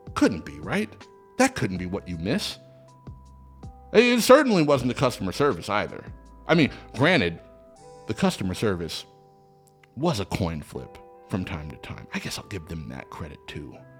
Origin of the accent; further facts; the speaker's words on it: Seattle, Washington, United States; now in Los Angeles, United States; my hometown of Seattle, Washington